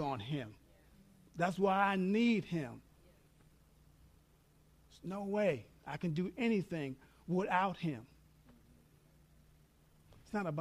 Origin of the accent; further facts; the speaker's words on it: New York, United States; moved away; also born or lived in Texas; I'm from New York. I learned how to say all in Texas